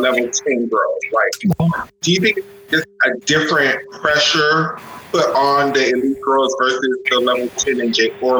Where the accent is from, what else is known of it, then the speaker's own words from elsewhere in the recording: Florida, United States; I'm from Florida.